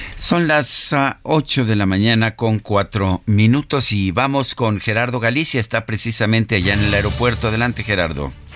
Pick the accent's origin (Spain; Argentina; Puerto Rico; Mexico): Mexico